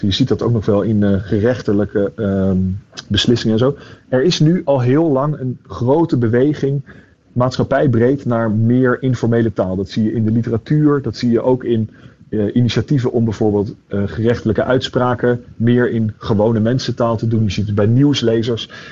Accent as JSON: {"language": "Dutch", "town": "The Hague", "region": "South Holland", "country": "Netherlands", "tie": "born or raised there", "moved": "as an adult", "said": "ik ben opgegroeid in Den Haag"}